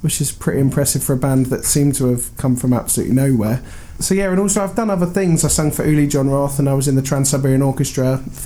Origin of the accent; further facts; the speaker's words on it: Reading, South East England, United Kingdom; I'm from Reading, which isn't too far from where we are right now in Southampton